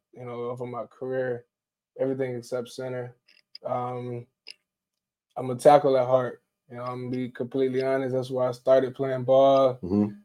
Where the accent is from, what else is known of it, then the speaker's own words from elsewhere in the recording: Orlando, Florida, United States; moved away; I'm a transfer from Northwestern State University, originally from Orlando, Florida